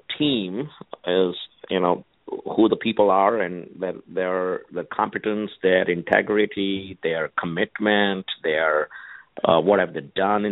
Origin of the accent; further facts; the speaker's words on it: India; moved away as an adult; now in Silicon Valley, United States; born and raised in India, and came here to the U.S., for higher education